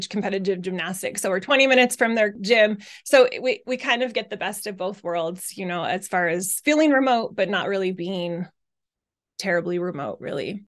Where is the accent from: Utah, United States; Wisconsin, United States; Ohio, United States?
Utah, United States; moved away as an adult; also born or lived in Arizona; I was raised in Utah